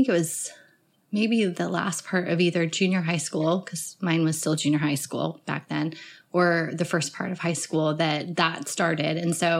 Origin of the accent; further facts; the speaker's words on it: Colorado, United States; also born or lived in Denver, Colorado; I grew up in Colorado, and we lived in Denver proper until I was just about to go into the fourth grade, and then we moved south of the city